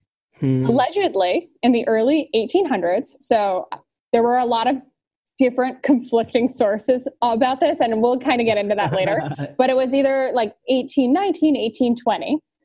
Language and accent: English; Virginia, United States; we were both growing up in Virginia